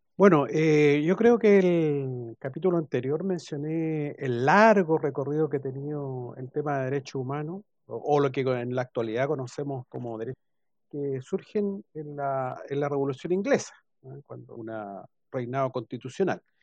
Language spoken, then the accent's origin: Spanish; Chile; nosotros como Chile, como chilenos